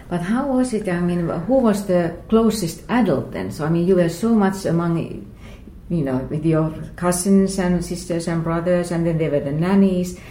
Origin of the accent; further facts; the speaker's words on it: Lahti, Päijät-Häme, Finland; moved away as an adult; also born or lived in Saigon, Vietnam; this time we are in Lahti, which is uh, about 100 kilometers north from Helsinki, one hour's drive. And this is actually my birth town